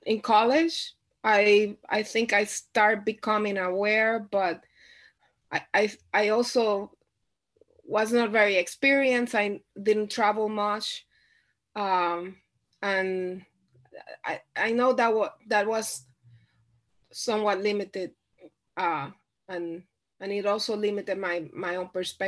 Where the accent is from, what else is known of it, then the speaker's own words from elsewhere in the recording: Puerto Rico; moved away as an adult; I grew up in Puerto Rico. I was born and raised in Puerto Rico. I lived in Puerto Rico 27 years before I moved anywhere else